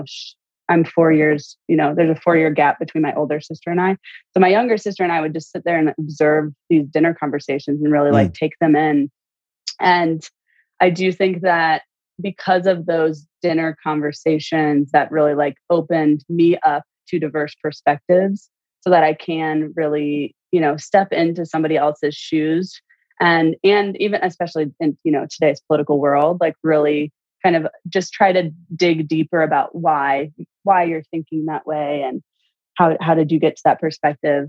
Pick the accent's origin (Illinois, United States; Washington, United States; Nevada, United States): Illinois, United States; central; I grew up in Illinois, central Illinois